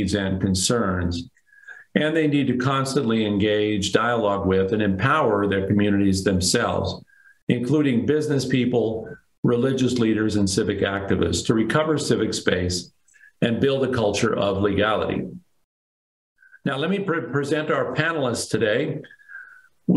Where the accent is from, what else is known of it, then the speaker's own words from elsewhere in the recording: Denver, Colorado, United States; my hometown of Denver